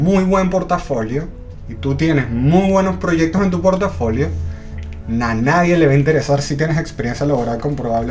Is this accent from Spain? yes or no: no; Venezuela; also born or lived in Ireland; now in Chile; Yo soy de Venezuela, eh, viví en Irlanda y ahora vivo en Chile.